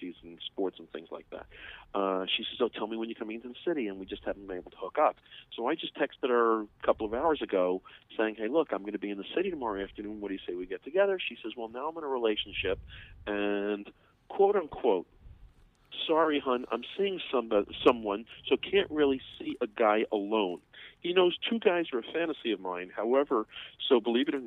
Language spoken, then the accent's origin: English; New York City, New York, United States; moved away; I'm from Brooklyn